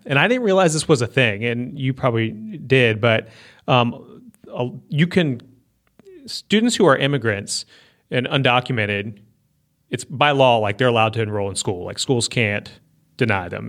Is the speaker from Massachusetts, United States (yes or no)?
no; Northern Virginia, United States; now in Mississippi, United States; where I grew up in Northern Virginia